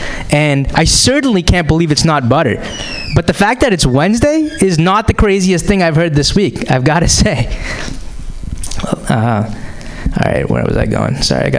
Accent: Boston, Massachusetts, United States; But I am from the Boston area originally.

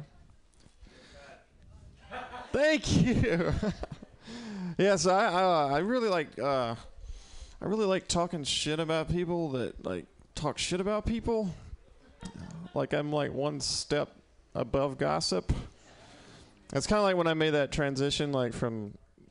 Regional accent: Mississippi, United States; moved away as an adult; also born or lived in New York; now in San Francisco, United States; I'm from Mississippi, originally

